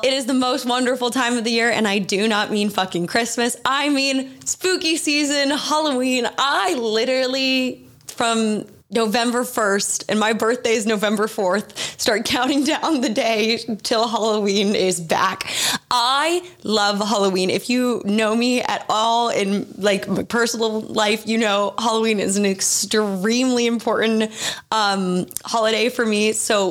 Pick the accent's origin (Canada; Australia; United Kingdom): Australia; because I grew up in Australia and we don't have it.